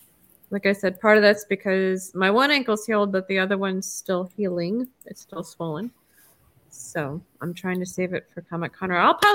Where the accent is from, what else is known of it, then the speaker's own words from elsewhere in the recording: Minnesota, United States; I was born in Minnesota, so I'm better on ice skates than I'm on roller skates.